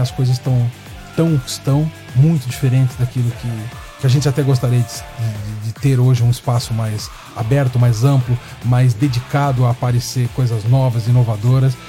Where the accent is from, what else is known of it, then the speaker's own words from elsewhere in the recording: Brazil; sou brasileiro, estou com muito orgulho